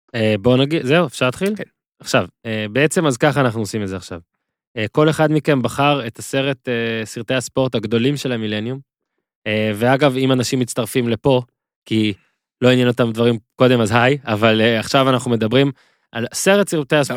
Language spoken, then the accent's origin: Hebrew; Israel; אני כישראלי שמסקר קבוצות ישראליות